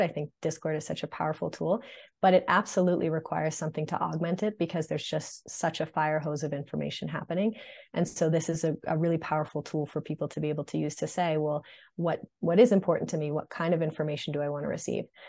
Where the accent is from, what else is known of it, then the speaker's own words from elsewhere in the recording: Marblehead, Massachusetts, United States; moved away as an adult; also born or lived in Los Angeles / New York; I'm originally from Marblehead, Massachusetts, which is a tiny town north of Boston